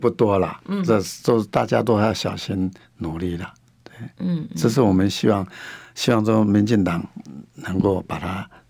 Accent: Hsinchu, Hsinchu City, Taiwan; 我也希望说，呼吁我们新竹人，就说新竹人，就说团结新竹人。

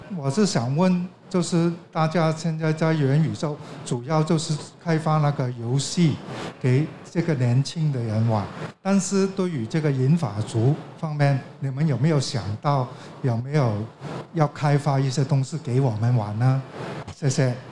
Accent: Hong Kong; moved away; also born or lived in United States; 我是香港来的

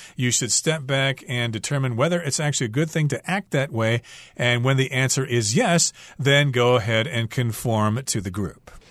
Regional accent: United States; I'm American

